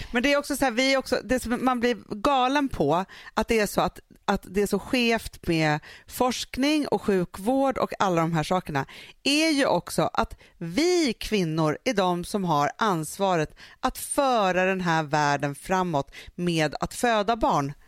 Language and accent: Swedish; Sweden; vi som är svenskar som är uppvuxen i så här